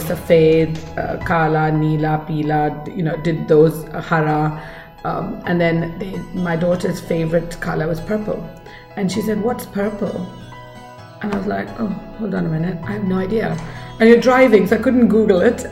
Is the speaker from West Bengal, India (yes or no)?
no; Bangalore, Karnataka, India; first language Kannada; English is a second language; moved away as an adult; now in Australia; I come from Bangalore, which is a landlocked city, you know, so we don't have the beach culture as such. And I didn't grow up with beach culture